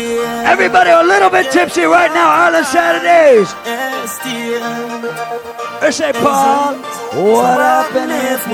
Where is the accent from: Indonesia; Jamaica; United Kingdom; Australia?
Jamaica; Hey, I am from Jamaica